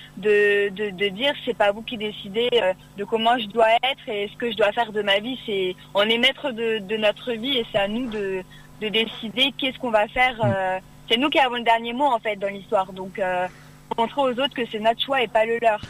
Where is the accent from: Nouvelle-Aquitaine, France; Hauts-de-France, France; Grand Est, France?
Hauts-de-France, France; Cires-lès-Mello; je viens de Serres-les-Mélos, donc euh, dans l'Oise